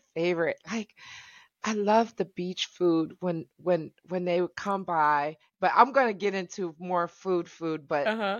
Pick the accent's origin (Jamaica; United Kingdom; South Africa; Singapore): Jamaica; And I find that Jamaicans, like Americans, we eat to socialize.